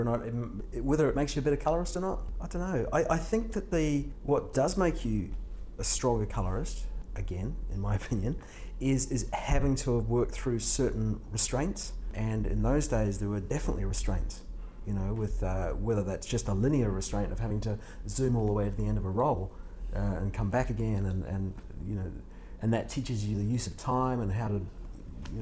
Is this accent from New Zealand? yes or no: yes; New Zealand; accent: Australian; moved away as an adult; also born or lived in San Diego, California / Australia; now in United States; So I grew up in New Zealand, and then moved to Australia in my early 20s